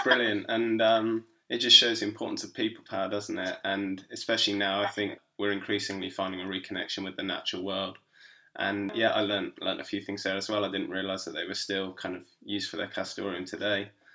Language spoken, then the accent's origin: English; Berkshire, South East England, United Kingdom; I come from Berkshire